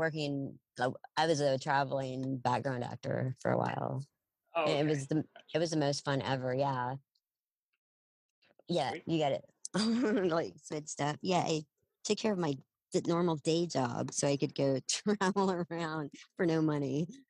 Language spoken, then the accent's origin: English; Odessa, Texas, United States; now in Dallas, United States; I'm from West Texas. Yeah. I was born and raised in Odessa. Came up to Dallas over half my life ago.